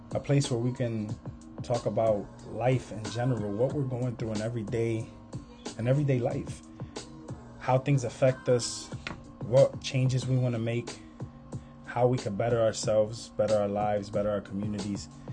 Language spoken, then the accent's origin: English; Hartford, Connecticut, United States; I was born and raised in Hartford, Connecticut.